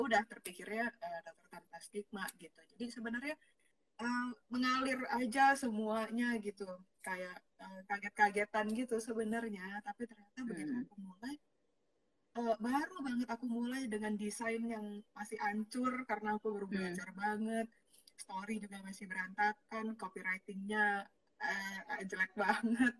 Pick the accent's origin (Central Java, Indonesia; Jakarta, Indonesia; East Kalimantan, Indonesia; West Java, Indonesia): Jakarta, Indonesia; also born or lived in Tangerang / Surabaya; kalau aku, lahirnya udah di Jakarta